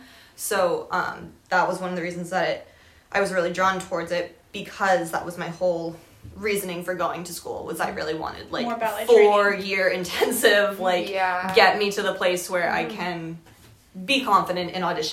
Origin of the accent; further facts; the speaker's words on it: Portsmouth, New Hampshire, United States; my hometown growing up. Shout out, what hometown? Portsmouth, New Hampshire. It's a great little town.